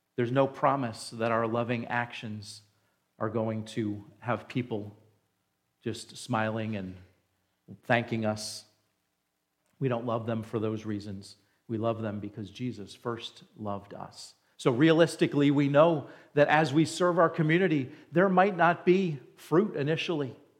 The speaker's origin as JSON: {"language": "English", "region": "New Jersey", "country": "United States", "tie": "born or raised there", "moved": "yes", "said": "I grew up in New Jersey, right next to New York City"}